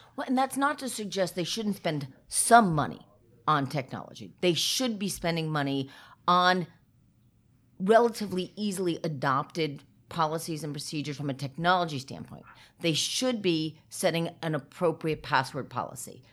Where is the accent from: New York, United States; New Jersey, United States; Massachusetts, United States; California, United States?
New Jersey, United States; I am a proud Jersey girl